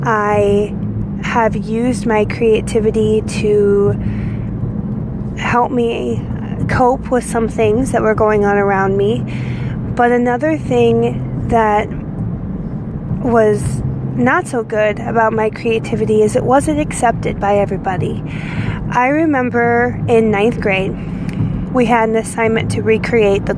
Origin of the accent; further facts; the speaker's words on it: Indiana, United States; The actual town that I grew up in Indiana was a mile long